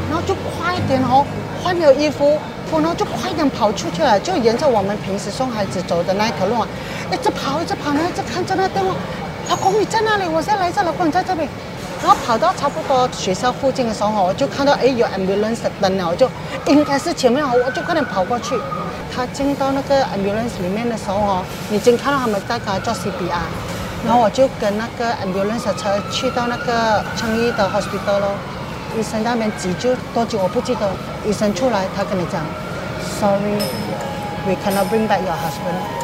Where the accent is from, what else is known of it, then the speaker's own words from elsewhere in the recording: George Town, Penang, Malaysia; moved away as an adult; also born or lived in Doha, Qatar; now in Singapore; 我来自槟城，槟局在新加坡已经有二十二年了。原本呢，我是一名空姐，现在我在巴西Reef经营一个小贩的摊位